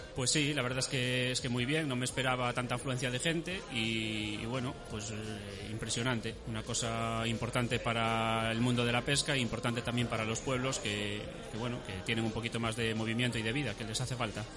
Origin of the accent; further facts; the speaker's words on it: Ourense, Galicia, Spain; de Orense